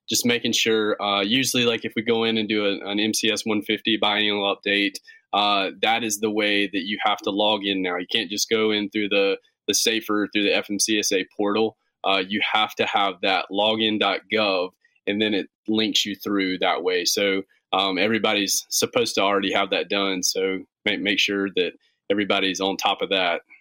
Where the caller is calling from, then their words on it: Gastonia, North Carolina, United States; Right in North Carolina. We're just uh, we're in a little town called Gastonia, North Carolina. It's just uh, about 25 minutes west of Charlotte.